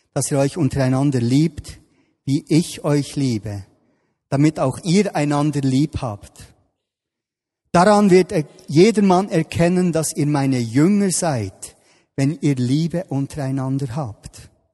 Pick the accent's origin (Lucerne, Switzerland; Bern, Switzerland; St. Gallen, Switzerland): Bern, Switzerland; ich bin da im Breiterein aufgewachsen, hier in Bern